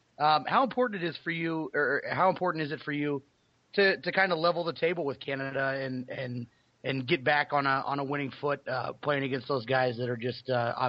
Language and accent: English; United States; it makes me a little jealous as an American fan.